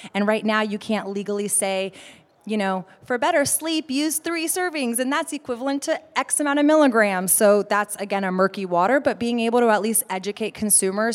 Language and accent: English; Austin, Texas, United States; I'm from Austin